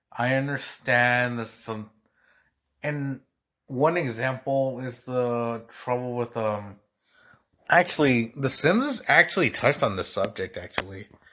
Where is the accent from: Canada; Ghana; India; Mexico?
Mexico; now in United States; as a Mexican. And keep in mind, I got naturalized, so I'm a U S citizen